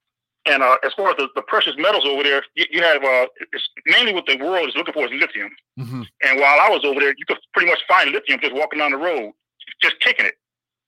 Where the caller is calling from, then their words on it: North Carolina, United States; I'm calling from North Carolina.